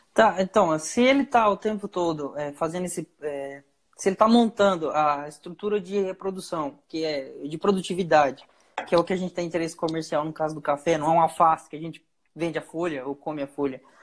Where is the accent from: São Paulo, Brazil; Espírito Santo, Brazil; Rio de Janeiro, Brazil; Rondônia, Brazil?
Rondônia, Brazil; Chupinguaia; Eu sou de Chupinguaia